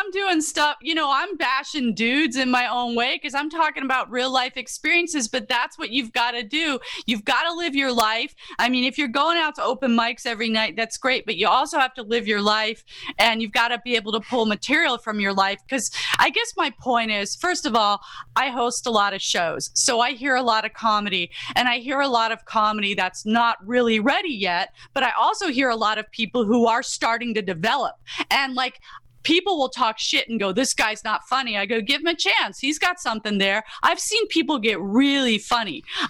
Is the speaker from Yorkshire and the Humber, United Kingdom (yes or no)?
yes; Yorkshire and the Humber, United Kingdom; I loved The Yorkshire Ripper, the miniseries, because that's where I grew up in England